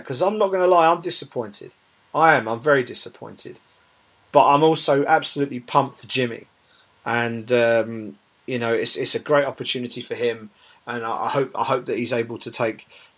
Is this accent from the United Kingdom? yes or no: yes; United Kingdom; as British MMA fans